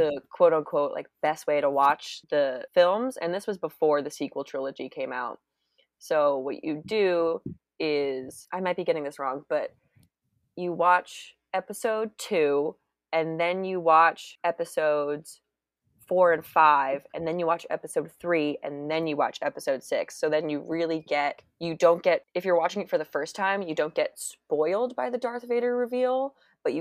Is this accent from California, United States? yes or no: yes; San Francisco Bay Area, California, United States; I grew up in the San Francisco Bay Area